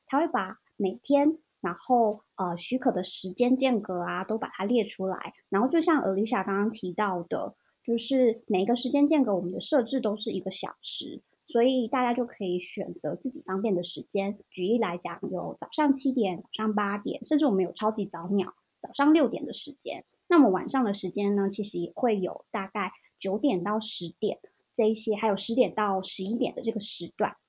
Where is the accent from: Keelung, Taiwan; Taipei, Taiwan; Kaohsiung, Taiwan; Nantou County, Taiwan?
Nantou County, Taiwan; 我跟俊伟是同乡，我们在这个线上读书会发现说，诶，原来我们都是南投人